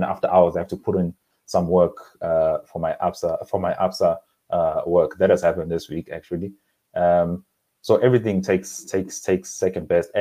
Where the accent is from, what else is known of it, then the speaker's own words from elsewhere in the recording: KwaZulu-Natal, South Africa; moved away as an adult; also born or lived in Durban / KwaMashu / Eshowe / Harding; now in Johannesburg, South Africa; I was born in Durban Addington Hospital, and then I grew up in a number of areas actually in the KwaZulu-Natal province